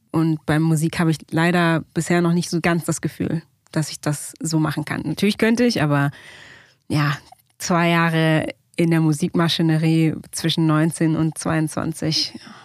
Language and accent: German; Berlin, Germany; moved away as an adult; also born or lived in United States; ich bin damals in der Weißen Siedlung aufgewachsen. Das ist ja eine Siedlung am Ende der Sonnenallee